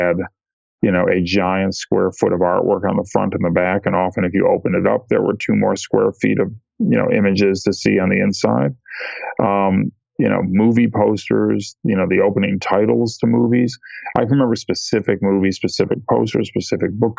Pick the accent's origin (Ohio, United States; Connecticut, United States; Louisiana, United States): Ohio, United States; I grew up in Ohio, which is not near any big metropolitan areas like Chicago or New York.